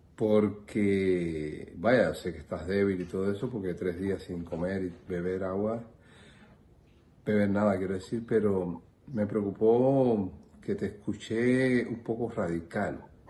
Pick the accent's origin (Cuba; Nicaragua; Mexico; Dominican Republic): Cuba